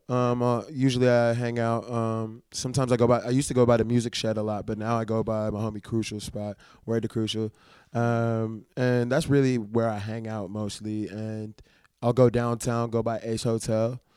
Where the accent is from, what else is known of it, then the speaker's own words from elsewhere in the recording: New Orleans, Louisiana, United States; I'm allergic to all shellfish and I'm from New Orleans, yeah.